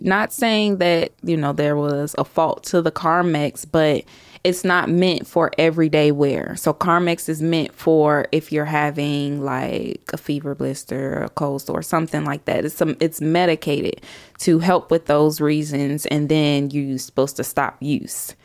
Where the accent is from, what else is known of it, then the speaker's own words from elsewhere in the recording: Chicago, Illinois, United States; now in Huntsville, United States; I'm from Chicago originally, grew up in the South Suburbs of Chicago